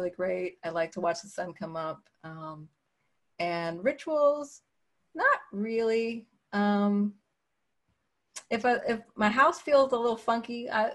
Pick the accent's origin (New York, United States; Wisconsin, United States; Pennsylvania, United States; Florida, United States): Pennsylvania, United States; Philadelphia; I'm from Philadelphia